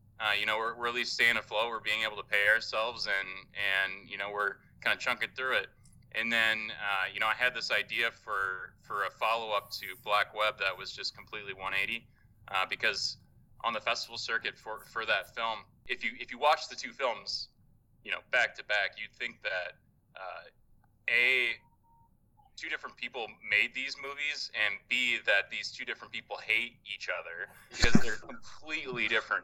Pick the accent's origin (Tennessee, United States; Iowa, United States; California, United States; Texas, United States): Iowa, United States; Dubuque; moved away; also born or lived in Chicago; I'm from Eastern Iowa, so Dubuque, Iowa, right on the map where Iowa, Wisconsin, Illinois converge on the Mississippi River. That's kind of my turf, my hometown